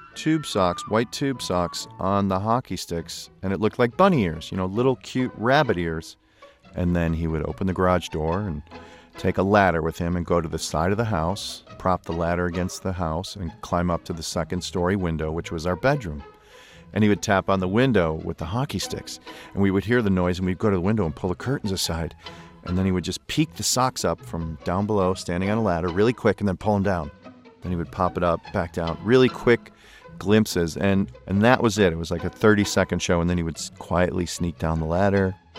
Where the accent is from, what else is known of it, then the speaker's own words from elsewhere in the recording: Chicago, Illinois, United States; I grew up in Chicago.